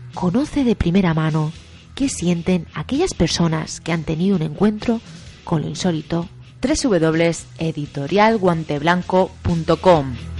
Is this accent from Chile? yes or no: no; Mexico; now in Mérida, Mexico